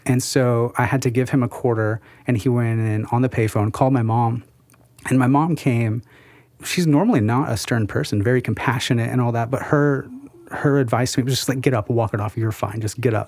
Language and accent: English; South Central Missouri, United States; I grew up in South Central Missouri, middle of nowhere